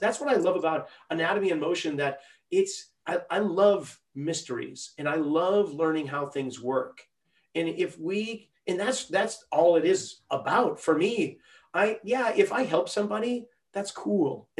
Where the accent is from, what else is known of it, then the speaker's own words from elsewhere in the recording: New England, United States; now in Santa Cruz, United States; when we were growing up in New England